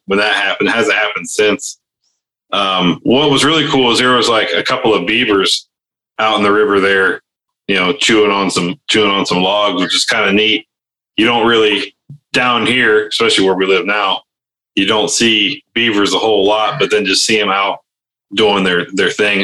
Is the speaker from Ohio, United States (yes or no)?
yes; Ohio, United States; moved away; where I grew up in Ohio, not in Canada